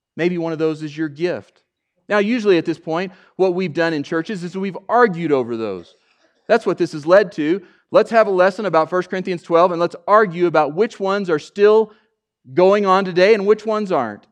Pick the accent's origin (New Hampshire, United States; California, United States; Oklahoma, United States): Oklahoma, United States; I'm from Oklahoma, too